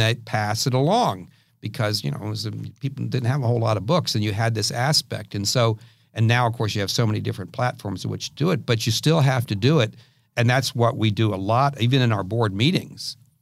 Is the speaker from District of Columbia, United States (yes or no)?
yes; Washington, District of Columbia, United States; now in San Diego, United States; I grew up in the Washington D.C. area